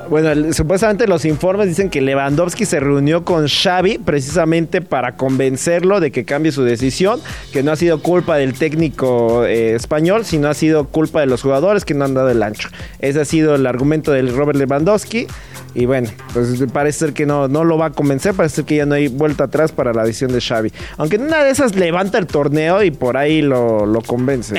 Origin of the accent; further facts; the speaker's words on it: Mexico; antes que madridista, soy mexicano